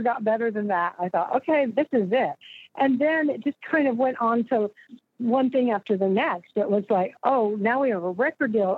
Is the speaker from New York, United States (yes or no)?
no; Austin, Texas, United States; I was born and raised here, and you know, Texans have a weird kind of regional pride